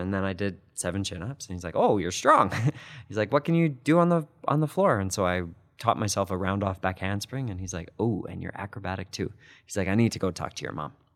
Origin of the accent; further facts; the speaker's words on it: Calgary, Alberta, Canada; I grew up in Dover, and my parents still live in the same house that I grew up in.